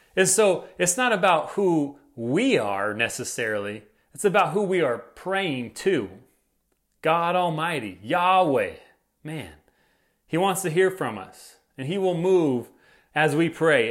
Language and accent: English; United States; as American citizens